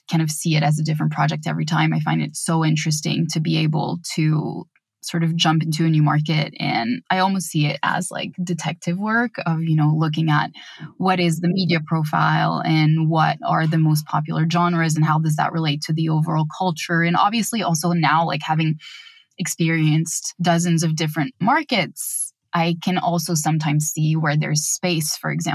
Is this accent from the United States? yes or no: no; France; France, which is my home country